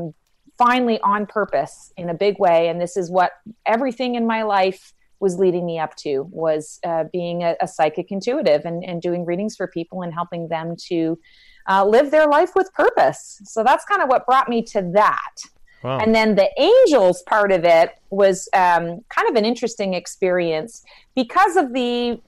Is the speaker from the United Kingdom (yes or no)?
no; Canada; moved away as an adult; now in Raleigh, United States; I'm actually Canadian